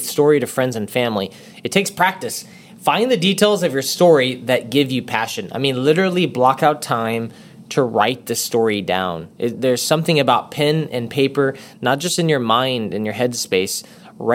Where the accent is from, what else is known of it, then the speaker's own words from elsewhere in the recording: Texas, United States; I'm from Texas